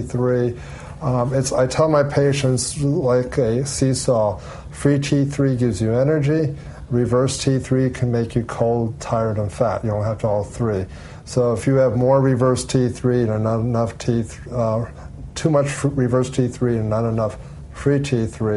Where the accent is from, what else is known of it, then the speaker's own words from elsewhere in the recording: Allentown, Pennsylvania, United States; moved away as an adult; also born or lived in Pittsburgh, Pennsylvania / Central Florida; now in Orlando, United States; my hometown in Allentown, Pennsylvania